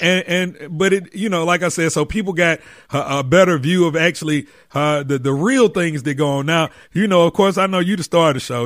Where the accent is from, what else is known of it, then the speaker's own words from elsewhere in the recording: Atlanta, Georgia, United States; my hometown Atlanta